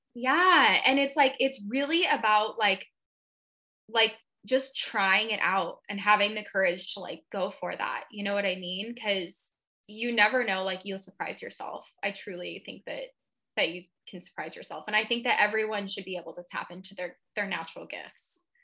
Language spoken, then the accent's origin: English; Seattle, Washington, United States; moved away as an adult; also born or lived in Palm Springs, California; I'm from Seattle